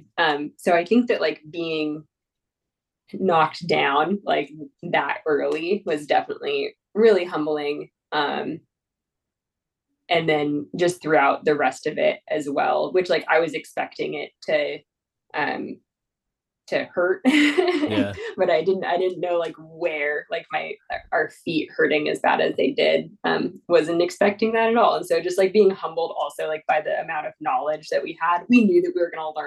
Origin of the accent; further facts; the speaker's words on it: Washington, United States; I'm originally from Washington